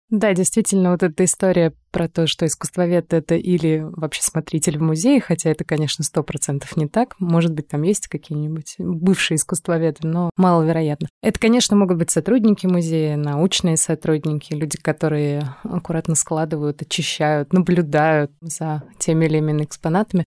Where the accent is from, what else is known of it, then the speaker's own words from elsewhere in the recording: Moscow, Russia; Мы обе родились и выросли в Москве